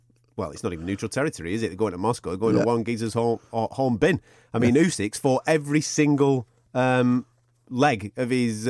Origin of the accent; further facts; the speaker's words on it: England, United Kingdom; There'll only be me in the stadium as an Englishman.